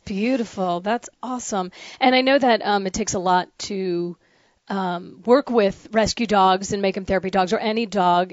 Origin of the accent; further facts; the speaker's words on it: the North, United States; moved away; also born or lived in the South (US); I'm from the north. I'm I'm a damn Yankee